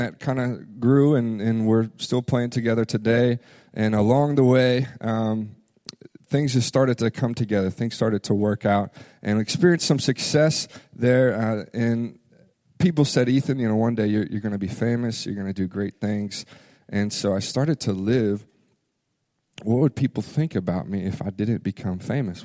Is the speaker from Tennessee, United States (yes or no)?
yes; Memphis, Tennessee, United States; moved away; also born or lived in Florida; I grew up in Memphis, Tennessee